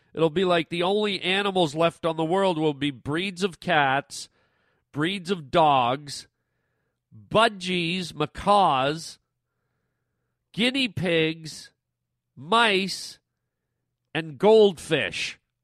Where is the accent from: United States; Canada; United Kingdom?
Canada; I'm from Canada